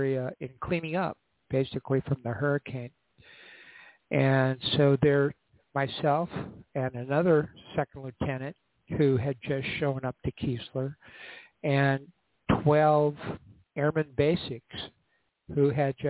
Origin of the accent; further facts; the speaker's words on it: North Dakota, United States; moved away as an adult; I'm from North Dakota